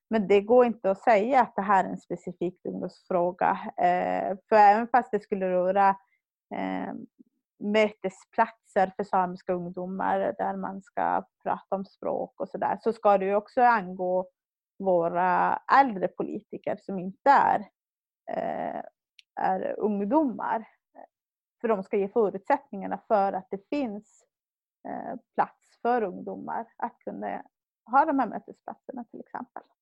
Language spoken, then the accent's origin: Swedish; Hemavan, Västerbotten County, Sweden; moved away as an adult; now in Jokkmokk, Sweden; Jag kommer från Hemavan men bor sedan 2011 i Jokkmokk. Jag är eh, 30 år